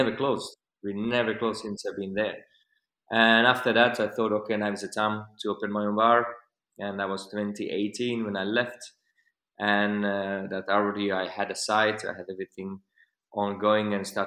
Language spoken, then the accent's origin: English; Slovakia; English is a second language; moved away as an adult; my bartending career started in a country where I'm from, Slovakia